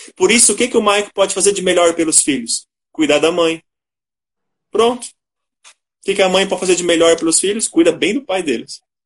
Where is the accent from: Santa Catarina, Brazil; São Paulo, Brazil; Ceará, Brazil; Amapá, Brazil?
Santa Catarina, Brazil; Ituporanga; moved away as an adult; also born or lived in Western Paraná / Ijuí, Rio Grande do Sul; now in São Bento do Sul, Brazil; Sou natural de Ituporanga, Santa Catarina.